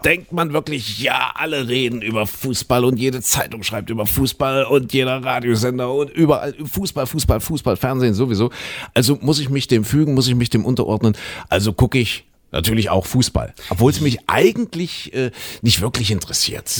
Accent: Leipzig, Saxony, Germany; wir waren ja damals, ja, Mensch, Schüler, 18 Jahre aus der DDR

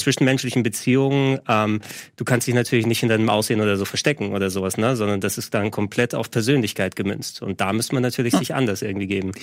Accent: Greece; moved away

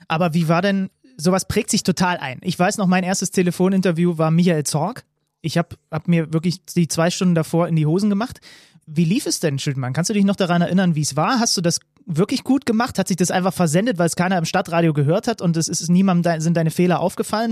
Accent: Zwickau, Saxony, Germany; ich komme ja aus Zwickau

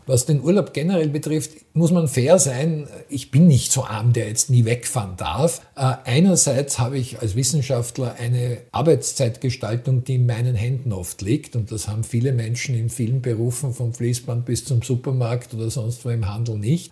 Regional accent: Austria; wir als Österreicher

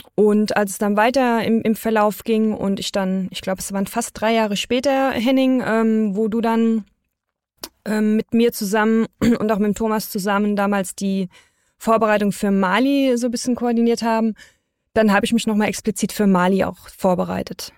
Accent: Germany; wir als Deutsche

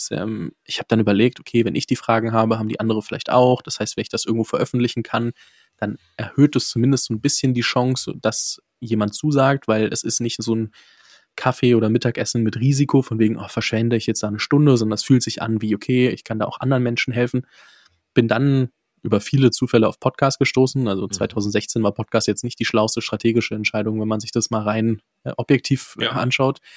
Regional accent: Fürth, Bavaria, Germany; dementsprechend komme aus der Ecke ähm, in Nürnberg dort. Ich komme genauer gesagt aus Fürth

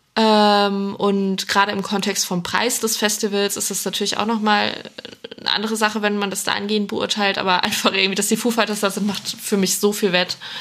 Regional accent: North Rhine-Westphalia, Germany; now in Cologne, Germany; ich komme von, von Grund auf auch aus NRW

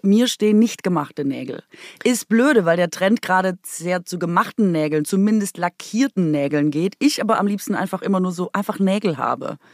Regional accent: Swabia, Baden-Württemberg, Germany; accent: Swabian; first language Swabian; moved away

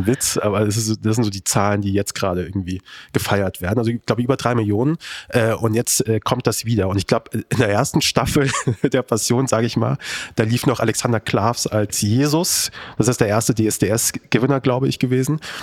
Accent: Kassel, Hesse, Germany; moved away; Ich bin aus Kassel. Meine Eltern leben noch dort

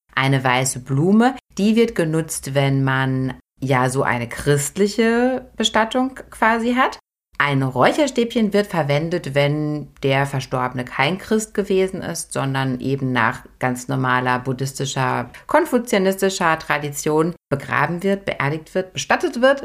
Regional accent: Germany; bei uns in Deutschland

